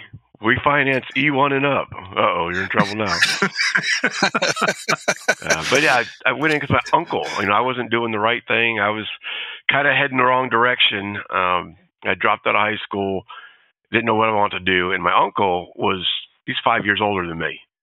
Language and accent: English; California, United States; Well, I grew up in California. I was a Navy brat.